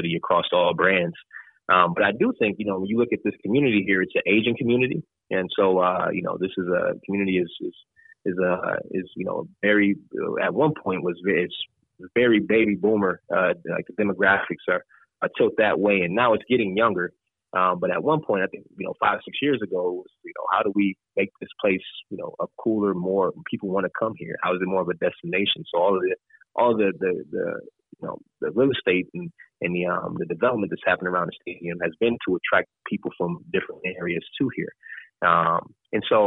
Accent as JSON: {"language": "English", "town": "Racine", "region": "Wisconsin", "country": "United States", "tie": "born or raised there", "lives_now": "Green Bay, United States", "said": "I grew up in Wisconsin, so southeast Wisconsin, from a city called Racine, which is about 30 minutes south of Milwaukee"}